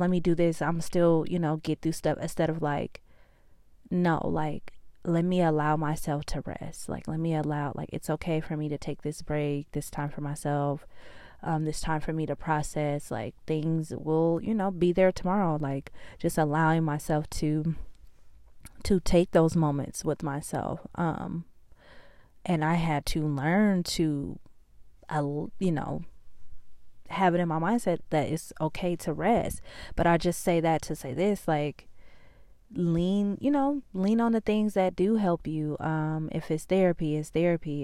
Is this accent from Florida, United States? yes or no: no; California, United States; now in Georgia, United States; I'm from California. I live in Georgia now.